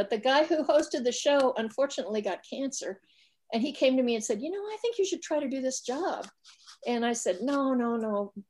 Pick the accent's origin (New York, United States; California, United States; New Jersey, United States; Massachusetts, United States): California, United States; I actually did, I grew up in Southern California. Not true. We moved 18 times. We ended up in Southern California.